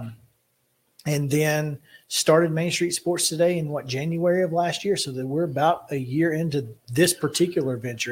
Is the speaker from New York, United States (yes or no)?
no; Alabama, United States; moved away as an adult; now in Tennessee, United States; I'm from Alabama. I've only been in Tennessee for five years.